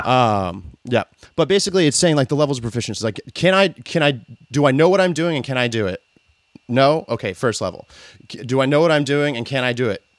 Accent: the South, United States; I grew up in the South

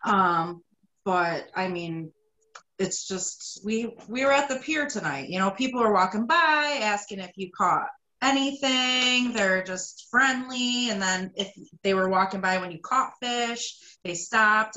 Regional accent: Wayne, New York, United States; I grew up in Wayne

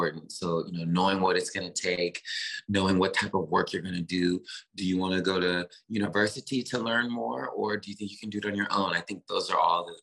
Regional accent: Memphis, Tennessee, United States; born or raised there; moved away

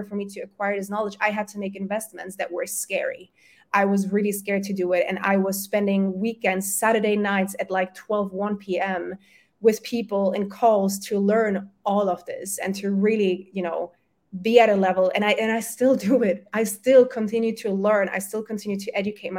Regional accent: Germany; first language German and Polish; English is a second language; also born or lived in Poland; I was born in Germany, my family's from Poland

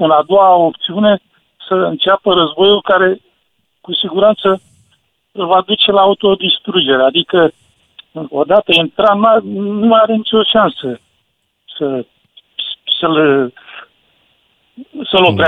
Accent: Eastern Romania, Romania; că și eu sunt venit din Est, mulți au rămas, uh, au rămas încremeniți în lumea aceea

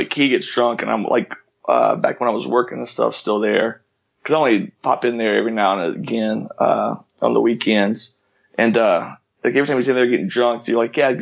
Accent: Mississippi, United States; accent: southern drawl; moved away as an adult

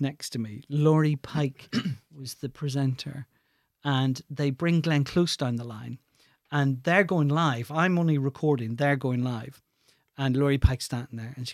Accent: Belfast, Northern Ireland, United Kingdom; moved away; also born or lived in London; I'm from West Belfast

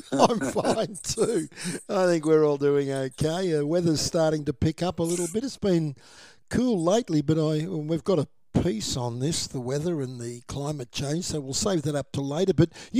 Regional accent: Nilma, Victoria, Australia; born or raised there

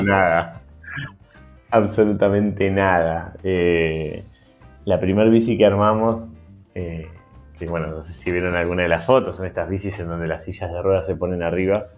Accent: Argentina; also born or lived in Partido de la Costa, Buenos Aires Province; estamos, como argentinos

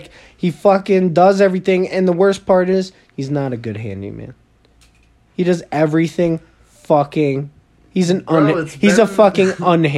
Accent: New York, United States; People from New York, I'm from New York.

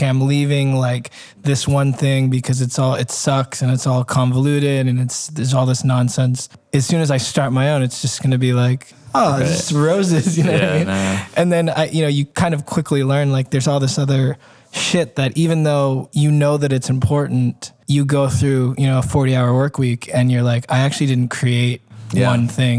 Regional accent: Georgia, United States; I grew up in Georgia. So it was like the Bible Belt

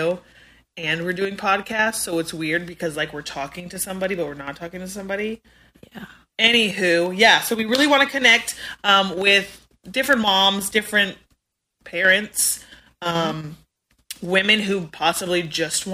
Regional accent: Spokane, Washington, United States; now in North Carolina, United States; I was born and raised in Spokane, Washington.

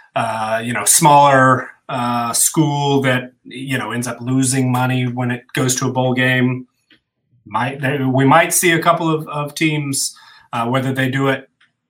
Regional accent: Georgia, United States; I grew up in Georgia

